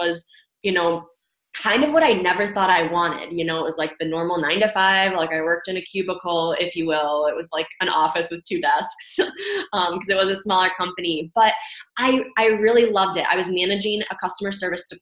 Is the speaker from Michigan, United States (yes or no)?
yes; Michigan, United States; I'm from Michigan area, kind of born and raised, went to school here